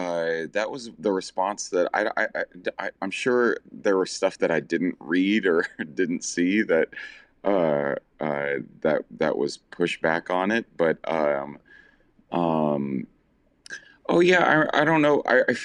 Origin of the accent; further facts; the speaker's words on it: Southern United States, United States; I didn't have that kind of visibility as a little gay boy growing up in the South.